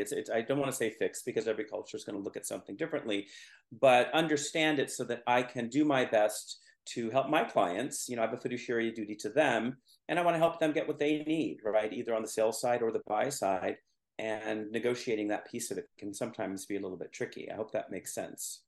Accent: Mid-Peninsula, California, United States; I grew up on the Mid Peninsula

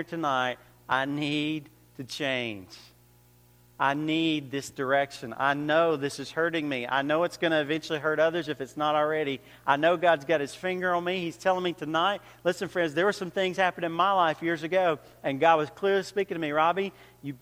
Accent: Georgia, United States; moved away as an adult; now in New York, United States; I came from Georgia, but I've been living in New York for about 5 or 6 years

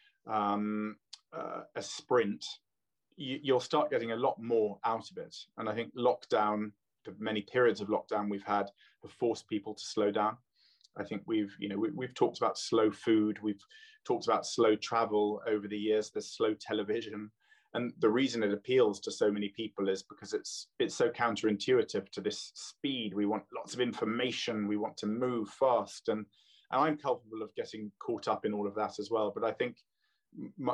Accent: London, United Kingdom; also born or lived in Canada; now in Oxfordshire, United Kingdom; I was born in London. My father's Canadian, so I spent lots of time on the lakes in Canada.

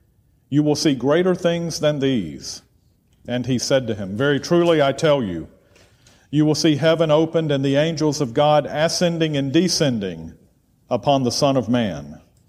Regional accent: near Charlotte, North Carolina, United States; moved away as an adult; also born or lived in Atlanta, Georgia / Cleveland, Tennessee; I'm from a small town. I grew up very near Charlotte. You can see the skyline of Charlotte from high points in my hometown. But we were across the county line, and there was a difference between Charlotte and us.

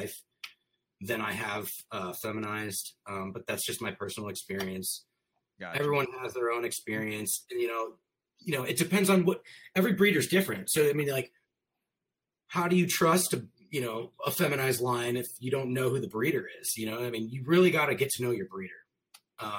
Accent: St. Louis, Missouri, United States; also born or lived in Chicago; I'm from St. Louis, Missouri.

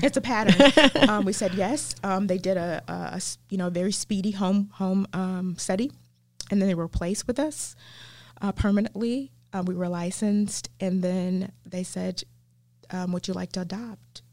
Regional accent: the South, United States; accent: southern; my southern accent

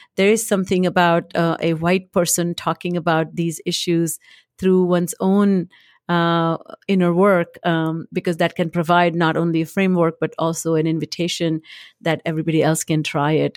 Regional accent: India; moved away as an adult; also born or lived in Boston; now in United States; I come from India.

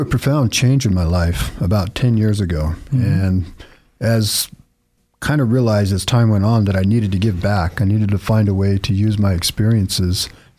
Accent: Eugene, Oregon, United States; moved away as an adult; now in Idaho, United States; I was born and raised in Eugene, Oregon, and I just got released. I was incarcerated for 20 years here in Idaho.

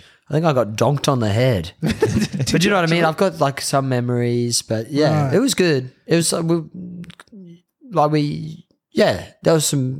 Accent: Atherton Tablelands, Queensland, Australia; moved away as an adult; also born or lived in Bundaberg, Queensland; now in London, United Kingdom; I mean, I often say different places, but I am actually from the Tablelands.

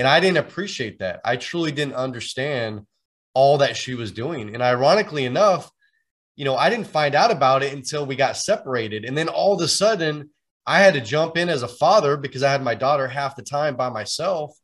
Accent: San Francisco Bay Area, California, United States; I'm actually originally from the Bay Area here in Northern California.

